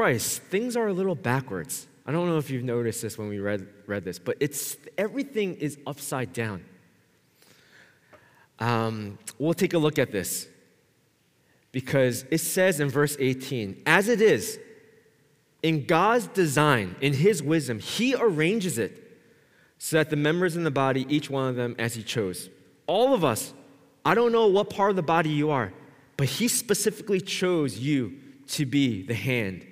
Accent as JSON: {"language": "English", "country": "United States", "tie": "born or raised there", "said": "me growing up in the States"}